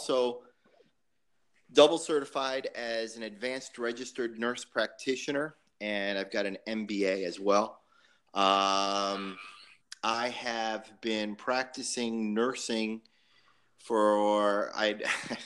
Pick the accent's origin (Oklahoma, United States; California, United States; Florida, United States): Florida, United States; just outside of Davie; I grew up just outside of Davie